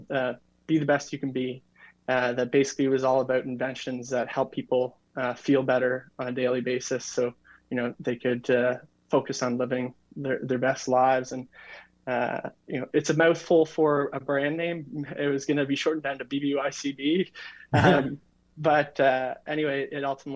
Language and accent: English; New Brunswick, Canada; I'm from New Brunswick, Canada